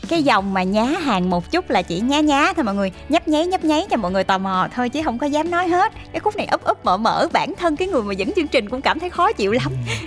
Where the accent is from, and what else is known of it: Mekong Delta, Vietnam; born or raised there